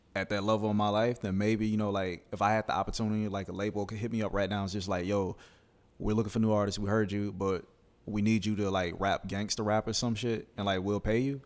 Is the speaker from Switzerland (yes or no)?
no; Alabama, United States; now in Gainesville, United States; I'm from Alabama.